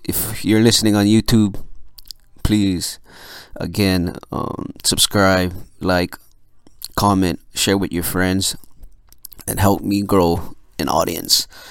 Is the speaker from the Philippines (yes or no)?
yes; Philippines; I'm Filipino